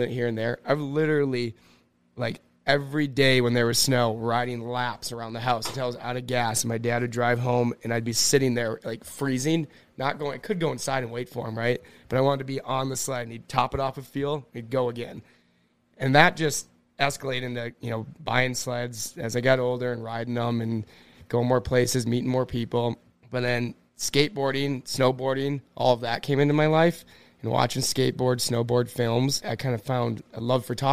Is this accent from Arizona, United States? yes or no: no; Cloquet, Minnesota, United States; moved away as an adult; I'm from Cloquet, Minnesota